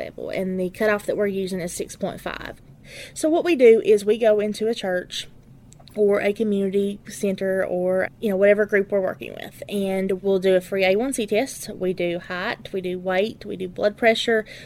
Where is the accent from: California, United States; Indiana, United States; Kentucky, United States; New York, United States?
Kentucky, United States; Letcher County; I'm from Letcher County. I've lived in Letcher County my entire life.